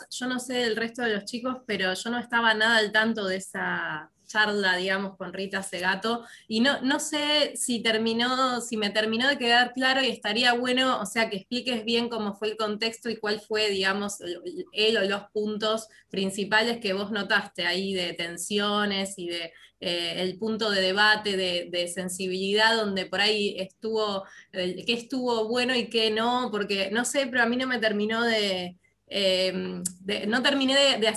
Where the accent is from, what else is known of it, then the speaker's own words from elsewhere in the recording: Jujuy, Argentina; Eh, soy jujeña